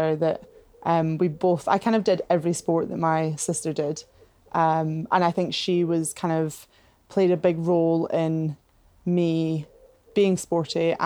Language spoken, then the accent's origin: English; Edinburgh, Scotland, United Kingdom; growing up in Scotland, in Edinburgh